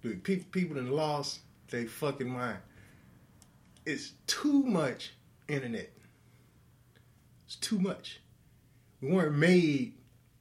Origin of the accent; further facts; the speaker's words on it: United States; I'm also an American